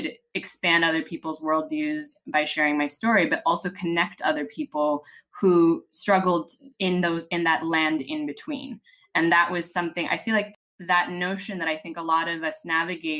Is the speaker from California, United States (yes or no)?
yes; Los Angeles, California, United States; moved away as an adult; also born or lived in Washington, D.C. / Boston / Spain; now in Madrid, Spain; I'm actually really from Los Angeles. Parents are from the Philippines.